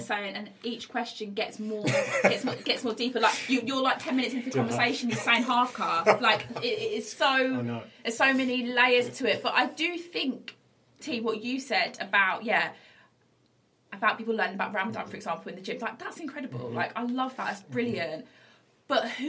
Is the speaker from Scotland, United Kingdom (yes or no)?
no; West Midlands, United Kingdom; I grew up in the West Midlands